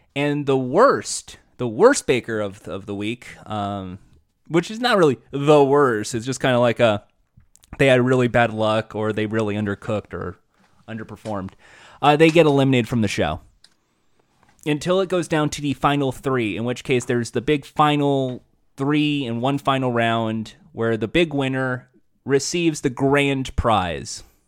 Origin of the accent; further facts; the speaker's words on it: United States; I'm American